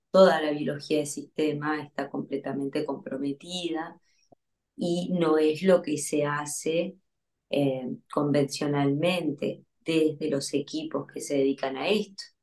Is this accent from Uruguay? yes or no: yes; Uruguay; moved away as an adult; now in Buenos Aires, Argentina; soy uruguaya, ahora estoy en Buenos Aires, voy y vengo